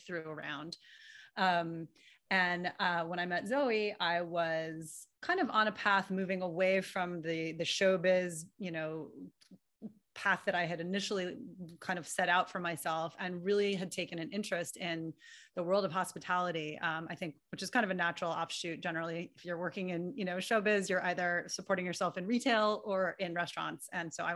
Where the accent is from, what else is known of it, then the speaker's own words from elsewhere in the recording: New York City, New York, United States; also born or lived in Illinois; I was born and raised in New York City.